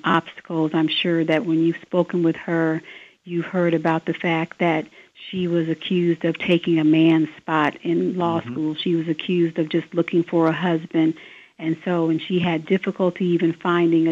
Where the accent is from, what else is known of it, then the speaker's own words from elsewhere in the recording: Decatur, Illinois, United States; moved away as an adult; now in Sangamon County, Illinois, United States; I was living in Decatur. That's my hometown